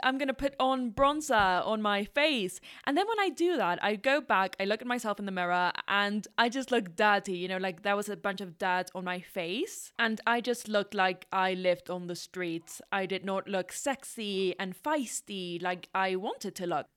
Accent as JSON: {"language": "English", "country": "Ecuador", "tie": "born or raised there", "also_born_or_lived": "London, United Kingdom / Paris, France", "first_language": "Spanish", "second_language": "English", "moved": "yes", "said": "I'm from Ecuador, born and raised there."}